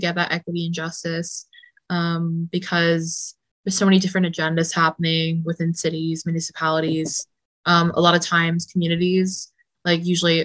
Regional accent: Toronto, Ontario, Canada; I'm from Southern Ontario, like Toronto

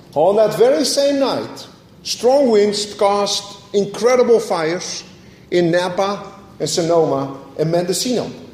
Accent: Netherlands; moved away; growing up in Holland, I remember going to the church in the middle of the town

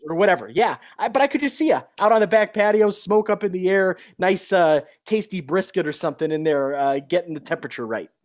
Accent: Chicago, Illinois, United States; now in Denver, United States; I'm a Chicagoan at heart still

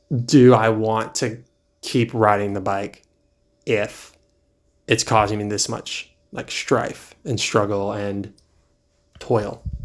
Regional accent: East Coast, United States; also born or lived in California; now in Charlotte, United States; I've spent most of my life on the East Coast

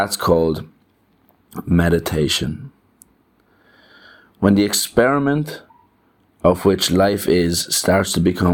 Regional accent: Ireland; as an Irishman with that home, that small town mentality

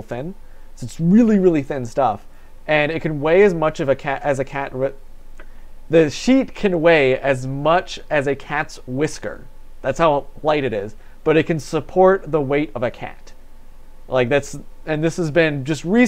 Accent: Batavia, United States; I'm from Batavia

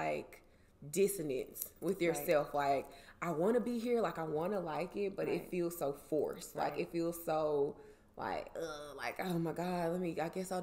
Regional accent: Jackson, Mississippi, United States; moved away as an adult; also born or lived in Atlanta, Georgia / Washington, D.C.; I'm from Jackson originally, and we grew up together.

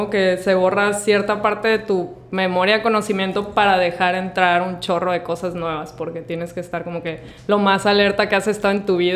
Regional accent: Mazatlán, Sinaloa, Mexico; born there; Sí, nací aquí en Mazatlán, pero este, pues los primeros años de mi vida estuve como que moviéndome bastante

